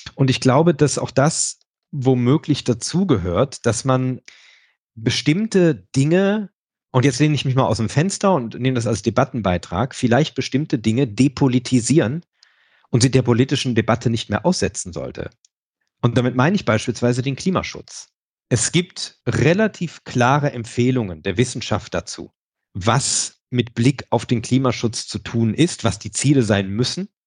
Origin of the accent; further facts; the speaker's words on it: Rhineland, Germany; für mich als Rheinländer